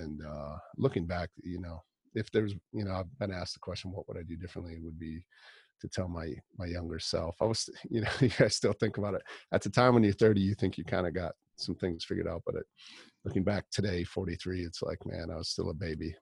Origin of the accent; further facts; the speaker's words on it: northern Wisconsin, United States; also born or lived in Milwaukee, Wisconsin; now in Rochester, United States; I grew up in Wisconsin